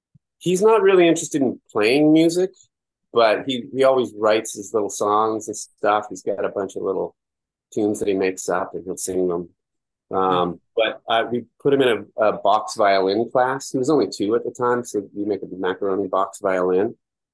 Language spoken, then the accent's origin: English; West Coast, United States; We're both from the West Coast, and we're raising a city kid.